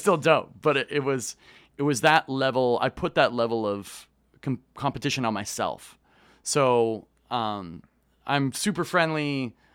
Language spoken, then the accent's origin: English; Kitchener, Ontario, Canada; I grew up in, uh, a town called Kitchener-Waterloo that's about an hour west of Toronto.